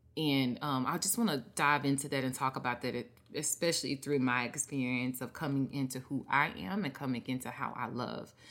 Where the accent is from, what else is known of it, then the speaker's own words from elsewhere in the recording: Mississippi, United States; me growing up in Mississippi